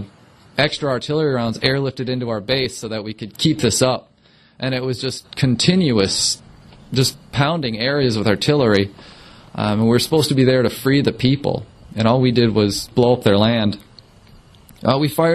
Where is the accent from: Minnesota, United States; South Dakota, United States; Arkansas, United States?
Minnesota, United States; Melrose; I'm originally from Melrose, Minnesota